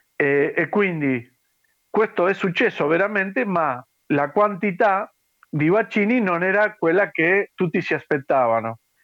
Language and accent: Italian; Argentina; Italian is a second language; also born or lived in Padua, Italy; quelli argentini, ma che siamo vissuti a Padova